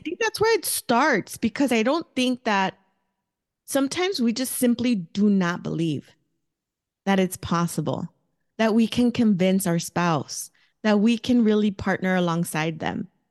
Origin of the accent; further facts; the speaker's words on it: Los Angeles, California, United States; first language Spanish; English is a second language; moved away as an adult; also born or lived in Mexico (family); now in Phoenix, United States; I grew up in East L A, um, from Southern California. I was there until I was a young adult. and then moved to Phoenix, Arizona when I was twenty-two.